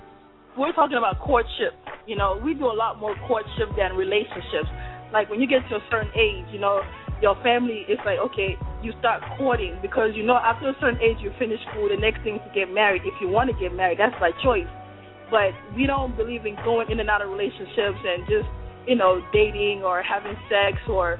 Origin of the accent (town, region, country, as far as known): Nigeria